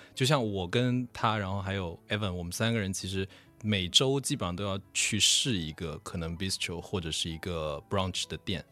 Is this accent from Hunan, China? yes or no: no; Wenzhou, Zhejiang, China; 我是在浙江温州出生长大的